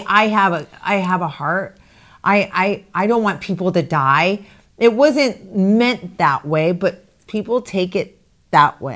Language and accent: English; Arizona, United States; moved away as an adult; I'm from Arizona, but I haven't lived in Arizona since two thousand and four